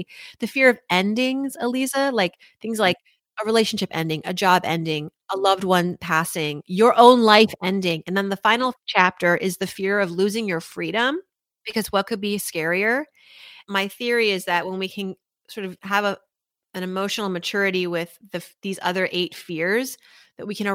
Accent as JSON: {"language": "English", "town": "Worcester", "region": "Massachusetts", "country": "United States", "tie": "born or raised there", "said": "I was raised in Worcester, Massachusetts"}